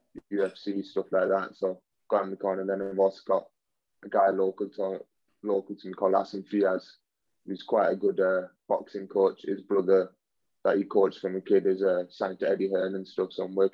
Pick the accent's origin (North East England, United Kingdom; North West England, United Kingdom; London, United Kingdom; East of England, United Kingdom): North West England, United Kingdom; Manchester; I'm from Manchester